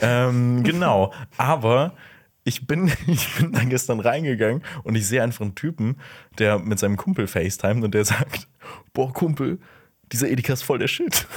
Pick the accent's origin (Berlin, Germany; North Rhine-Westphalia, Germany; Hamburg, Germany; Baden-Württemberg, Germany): North Rhine-Westphalia, Germany; Aachen; da, wo ich herkomme, in Aachen